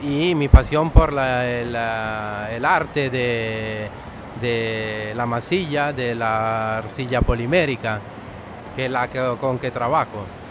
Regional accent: Tenerife, Canary Islands, Spain; yo soy de Tenerife

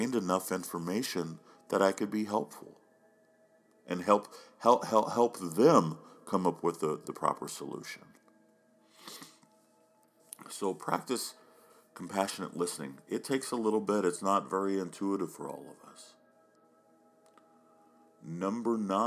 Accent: Oklahoma, United States; now in Oregon, United States; growing up in Oklahoma

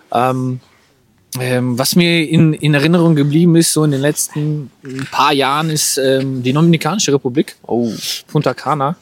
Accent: Germany; für mich als Deutscher

